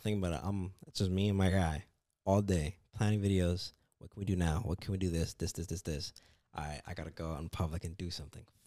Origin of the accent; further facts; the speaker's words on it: Canada; moved away as an adult; now in United States; I'm from Canada.